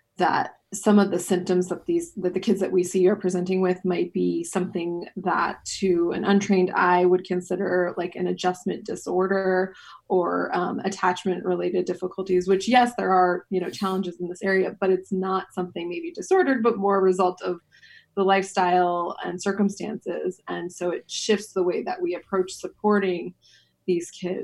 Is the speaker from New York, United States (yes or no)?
yes; a suburb of New York City, United States; now in Amsterdam, Netherlands; my passport is American, and I grew up in a suburb of New York City